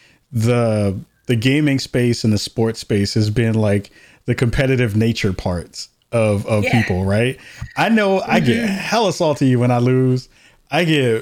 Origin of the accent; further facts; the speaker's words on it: New York, United States; moved away; I'm from New York originally, so I grew up a Liberty fan